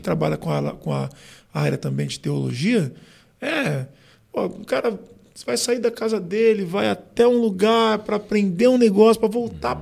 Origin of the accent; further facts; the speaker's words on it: São Paulo, Brazil; also born or lived in São José dos Campos; E aí depois eu vim, a gente, com seis anos, eu mudei para São Paulo.